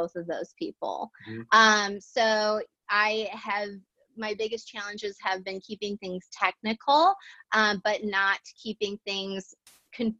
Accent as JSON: {"language": "English", "town": "St. Louis", "region": "Missouri", "country": "United States", "said": "I'm from St. Louis"}